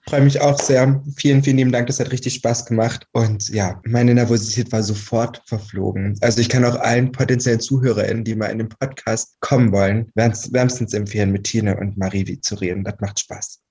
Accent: Albstadt, Baden-Württemberg, Germany; moved away; also born or lived in Saarland; da, wo ich geboren bin und aufgewachsen bin. Und das ist eine Albstadt im, in Baden-Württemberg auf der Schwäbischen Alb

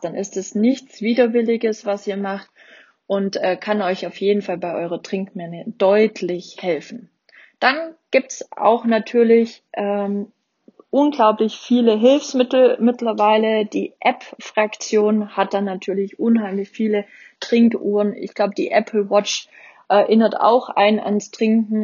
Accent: Baden-Württemberg, Germany; bei uns in Baden-Württemberg

